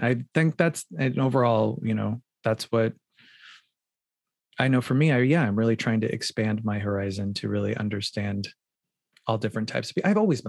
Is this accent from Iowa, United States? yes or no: no; Phoenix, Arizona, United States; moved away as an adult; also born or lived in New York; now in Los Angeles, United States; I grew up in Phoenix, Arizona.